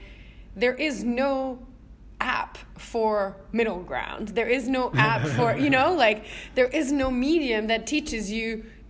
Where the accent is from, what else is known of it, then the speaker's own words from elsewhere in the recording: Switzerland; now in Canada; I'm half Serbian, half Croatian originally. My mom's Serbian, my dad's Croatian, and I was born in Switzerland as a first generation